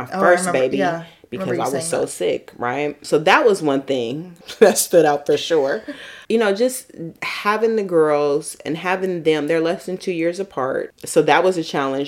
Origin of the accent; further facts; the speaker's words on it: San Francisco, California, United States; moved away; growing up in San Francisco